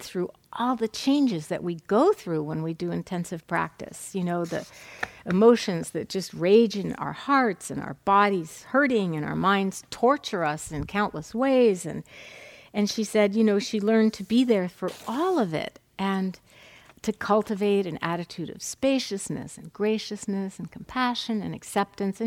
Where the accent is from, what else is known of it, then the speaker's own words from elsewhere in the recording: New England, United States; moved away; I'm from New England